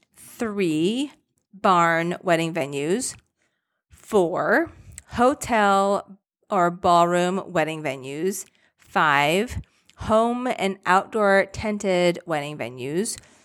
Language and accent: English; Rochester, United States; I'm from Rochester